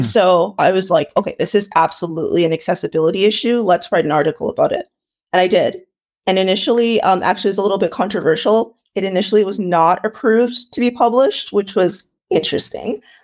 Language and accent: English; Toronto, Ontario, Canada; also born or lived in Ile-Ife, Nigeria; I was born in Nigeria, um, in a place called Ileife, and I moved here when I was about four years old, and I've lived in, uh, the Greater Toronto Area